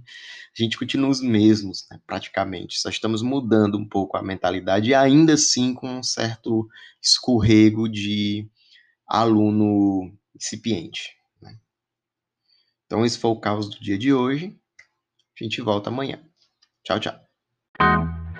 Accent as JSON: {"language": "Portuguese", "country": "Brazil", "said": "a gente é brasileiro"}